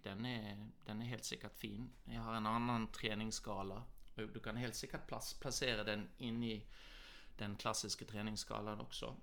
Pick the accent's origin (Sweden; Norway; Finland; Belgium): Norway; born or raised there; moved away; also born or lived in Australia / Southern California, United States